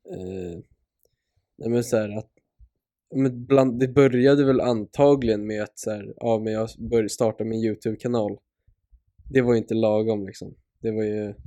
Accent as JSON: {"language": "Swedish", "country": "Sweden", "said": "som svensk"}